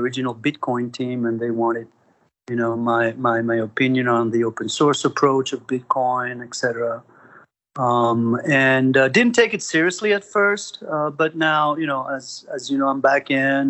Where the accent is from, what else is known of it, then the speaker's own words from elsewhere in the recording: France; moved away as an adult; also born or lived in Spain / Paris, France; now in United States; I was born in France, Franco-Spaniard. Lived in France and Spain. Did all my studies in France, and came to the United States